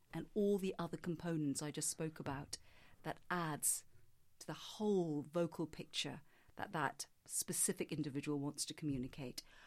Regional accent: Singapore; I grew up in Singapore

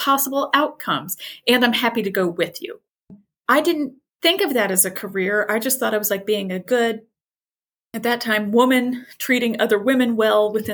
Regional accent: rural southwestern Indiana, United States; moved away; I am from rural Indiana. So like middle of nowhere in Indiana, southwestern portion, lots of cornfields.

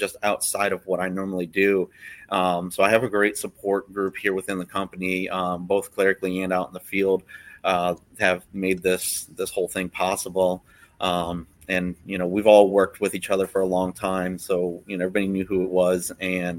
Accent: Florida, United States; I wasn't born here, but I was definitely raised here

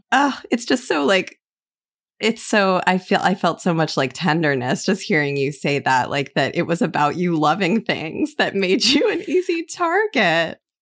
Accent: Illinois, United States; I'm from Illinois

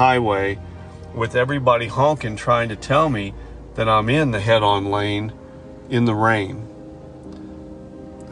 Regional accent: hometown about 15 miles from Kokomo, Indiana, United States; We're going to drive back to my hometown from Kokomo

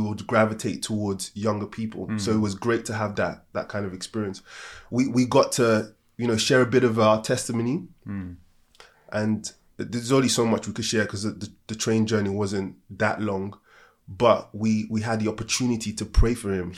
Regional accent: Nigeria; I'm African and from Nigeria

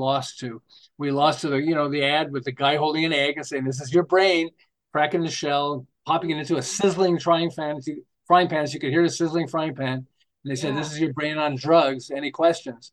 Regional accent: Montreal, Quebec, Canada; moved away as an adult; now in Southern California, United States; I'm originally from Montreal. And we moved to Los Angeles, the Southern California, not quite Los Angeles, between Los Angeles and Santa Barbara

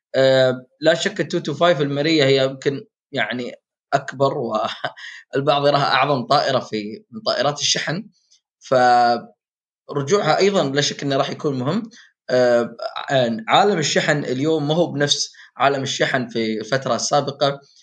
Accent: United Arab Emirates; عندنا في الامارات

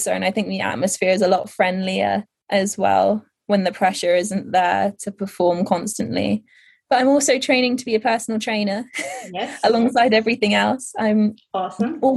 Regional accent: Netherlands; so I grew up in the Netherlands at this point.

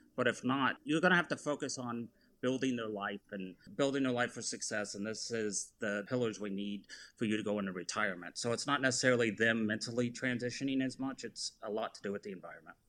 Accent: Orange County, California, United States; now in Texas, United States; I grew up in Orange County, California

